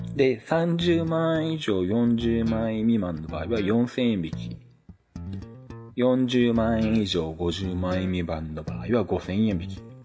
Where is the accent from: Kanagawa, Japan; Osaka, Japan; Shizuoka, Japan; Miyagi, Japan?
Shizuoka, Japan; 地元静岡の SBS ラジオ